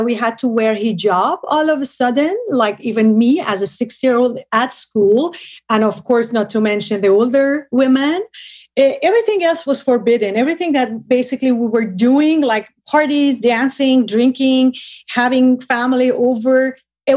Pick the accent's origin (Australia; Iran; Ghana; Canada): Iran; Tehran, Tehran Province; moved away; I was born and raised in Tehran